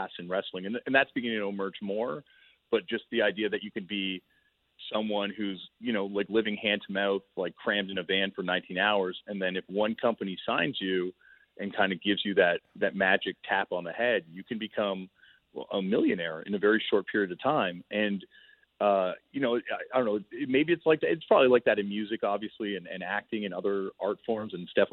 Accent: Toronto, Ontario, Canada; I grew up in Toronto, Canada

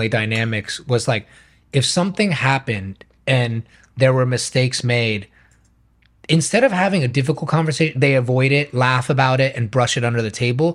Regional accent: United States; our generation, growing up in America

